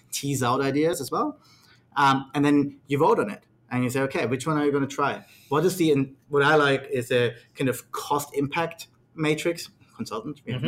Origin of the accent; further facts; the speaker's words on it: Australia; I'm from Australia, so I spend a lot of time with Australian clients